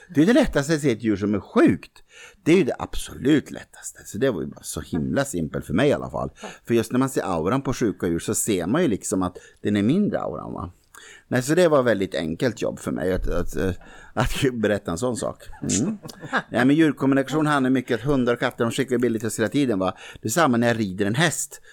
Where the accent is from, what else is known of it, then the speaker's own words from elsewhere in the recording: Norrbotten County, Sweden; Jag är liksom från Norrbotten